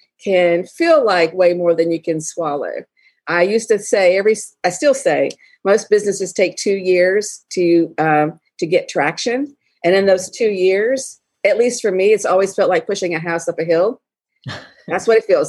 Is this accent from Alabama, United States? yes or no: yes; Alabama, United States; moved away as an adult; also born or lived in Colorado; I never left the South. I'm from Alabama. Never left the South